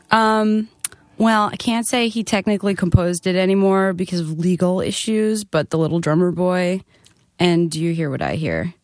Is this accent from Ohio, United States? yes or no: no; Nassau County, Long Island, New York, United States; I was from Nassau County